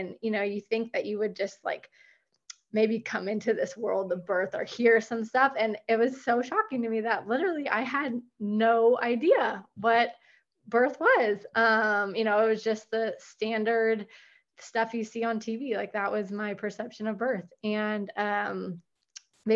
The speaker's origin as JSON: {"language": "English", "area": "Sonoma County", "region": "California", "country": "United States", "moved": "yes", "lives_now": "Dripping Springs, United States", "said": "I'm from Sonoma County, but I live in right in the outskirts of Austin, Texas. I live in Dripping Springs, Texas now"}